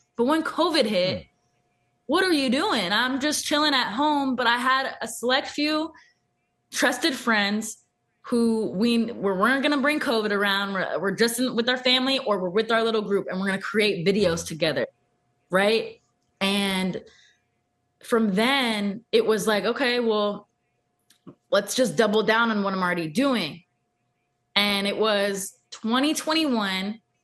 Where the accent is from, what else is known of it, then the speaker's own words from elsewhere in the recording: Thousand Oaks, California, United States; That's my hometown, Thousand Oaks.